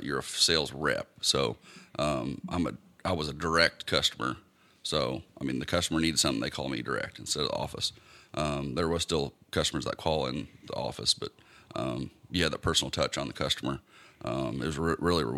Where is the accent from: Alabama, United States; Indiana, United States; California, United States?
Indiana, United States; New Castle; I was born in Newcastle, Indiana